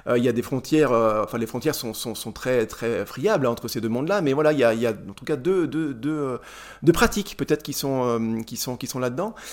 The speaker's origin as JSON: {"language": "French", "area": "Charolais", "region": "Bourgogne-Franche-Comté", "country": "France", "tie": "born or raised there", "said": "j'ai grandi dans le Charolais"}